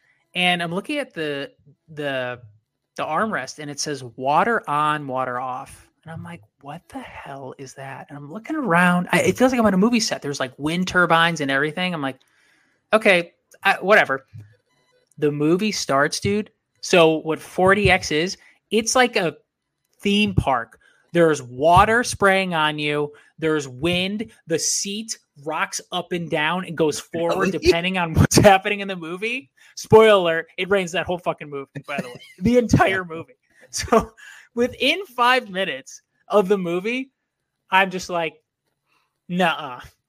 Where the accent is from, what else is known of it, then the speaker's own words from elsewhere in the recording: Waukesha, Wisconsin, United States; born there; Yeah, but I was born in Waukesha.